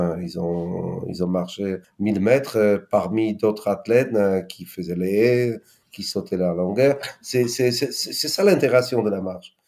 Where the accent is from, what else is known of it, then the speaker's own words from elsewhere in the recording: Poland; French is a second language; moved away as an adult; also born or lived in Nord, France; Je suis polonais et nordiste